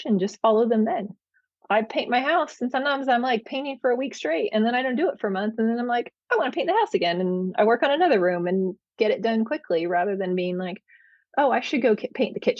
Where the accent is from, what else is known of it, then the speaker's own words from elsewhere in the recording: Bay Area of California, United States; moved away as an adult; now in Oregon, United States; I was from the Bay Area of California, so very tech heavy